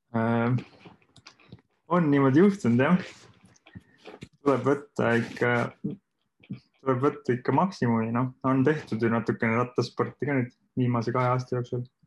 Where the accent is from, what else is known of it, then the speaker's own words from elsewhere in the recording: Saare County, Estonia; moved away; ma olen ka Saaremaalt pärit